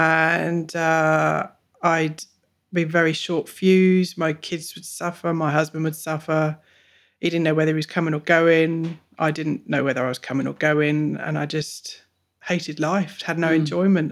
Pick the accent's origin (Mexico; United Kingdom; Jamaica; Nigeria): United Kingdom; England; moved away as an adult; now in Bungendore, Australia; I'm 42, I'm a mum, and I'm from England. Originally.